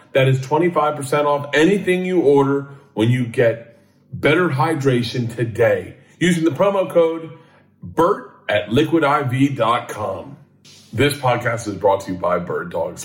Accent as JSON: {"language": "English", "town": "Tampa", "region": "Florida", "country": "United States", "tie": "born or raised there", "also_born_or_lived": "New York", "moved": "yes", "lives_now": "Los Angeles, United States", "said": "growing up in Tampa"}